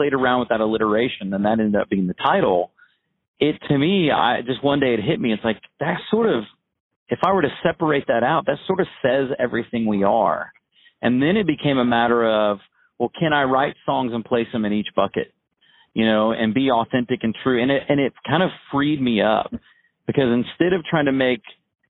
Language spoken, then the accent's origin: English; Indiana, United States; the Midwest where I grew up in Indiana